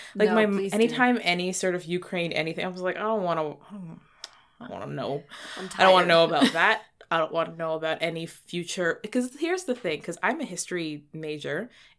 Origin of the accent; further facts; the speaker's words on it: Toronto, Ontario, Canada; For context, also, we are Toronto people from Toronto. These are Toronto specifics.